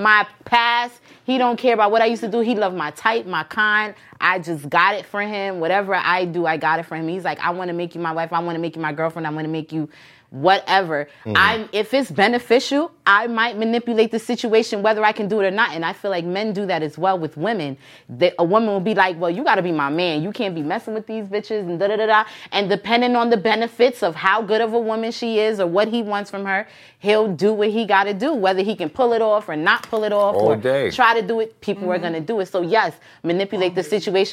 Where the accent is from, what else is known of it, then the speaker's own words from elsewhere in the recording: New York City, New York, United States; I'm from Queens. I'm from Southside Jamaica, Queens, Long Island